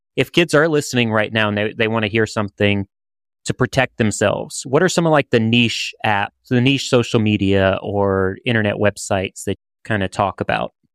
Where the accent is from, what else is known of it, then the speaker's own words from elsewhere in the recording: around New Orleans, Louisiana, United States; I'm from New Orleans. Well, I'm, I'm from around New Orleans